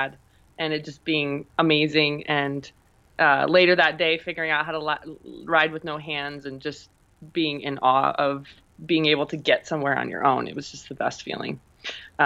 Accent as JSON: {"language": "English", "region": "South Dakota", "country": "United States", "tie": "born or raised there", "also_born_or_lived": "Omaha, Nebraska", "moved": "yes", "lives_now": "Colorado, United States", "said": "born and raised in South Dakota and then spent the bulk of my life in Omaha, Nebraska."}